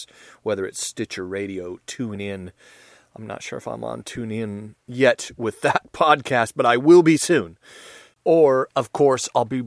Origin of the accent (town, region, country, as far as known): United States